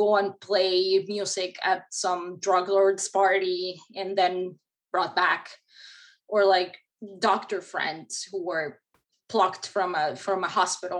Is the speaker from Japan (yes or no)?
no; Mexico; now in United States; I grew up in Mexico